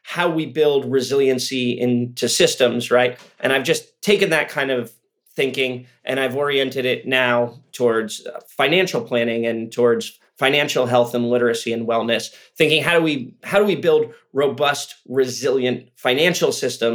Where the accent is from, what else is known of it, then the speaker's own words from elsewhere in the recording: Santa Cruz, California, United States; moved away; I'm actually from Santa Cruz originally.